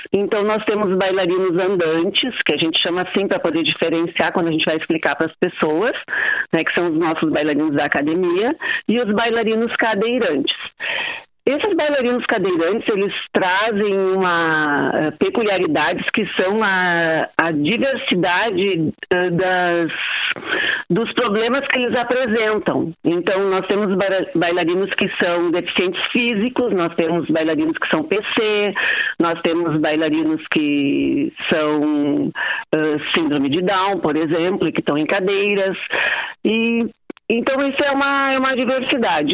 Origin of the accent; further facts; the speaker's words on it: Porto Alegre, Rio Grande do Sul, Brazil; moved away as an adult; now in Santana do Livramento, Brazil; eu sou porto-alegrense. E hoje, há 42 anos, eu moro em Livramento